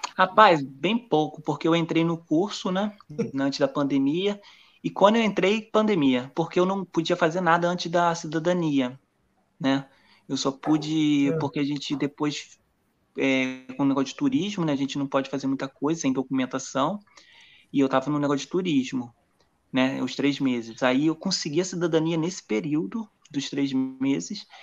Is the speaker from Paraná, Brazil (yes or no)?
no; Espírito Santo, Brazil; moved away as an adult; also born or lived in Rio de Janeiro, Brazil; now in Caraguatatuba, Brazil; eu sou do Rio de Janeiro, da capital mesmo, né? E mas os últimos, eu morei 20 anos no Espírito Santo, passei um bom período lá